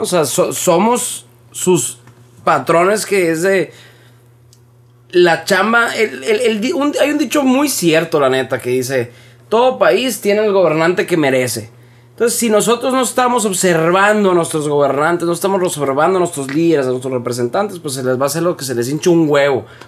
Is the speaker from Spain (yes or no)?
no; Hermosillo, Sonora, Mexico; los que somos de Hermosillo, vamos seguido a Quino desde toda la vida